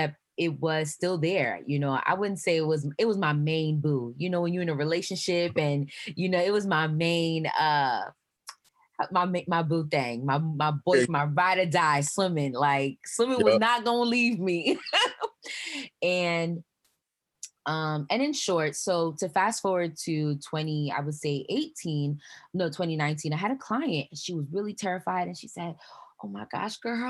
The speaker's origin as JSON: {"language": "English", "region": "New York", "country": "United States", "tie": "born or raised there", "said": "I'm Haitian American, born and raised here in New York"}